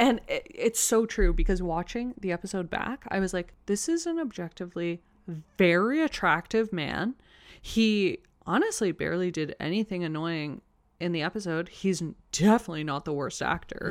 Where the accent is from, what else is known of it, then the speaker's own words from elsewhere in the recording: Toronto, Ontario, Canada; I grew up in Toronto, but my school is nothing like this